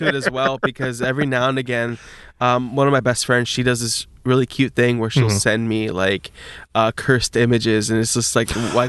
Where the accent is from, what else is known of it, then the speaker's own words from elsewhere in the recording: Long Beach, California, United States; Born and raised Long Beach. Well, I wasn't born in Long Beach, but I was raised